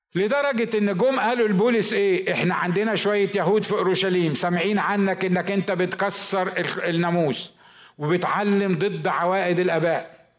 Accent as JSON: {"language": "Arabic", "region": "Upper Egypt", "country": "Egypt", "said": "عندنا في الصعيد"}